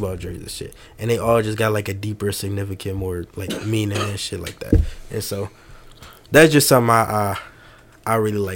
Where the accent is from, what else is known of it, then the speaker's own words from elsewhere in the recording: Detroit, Michigan, United States; now in Des Moines, United States; I'm from Detroit, Michigan